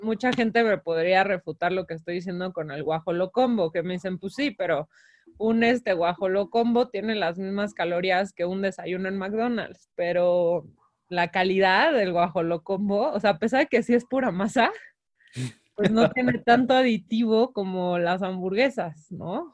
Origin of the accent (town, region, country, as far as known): Mexico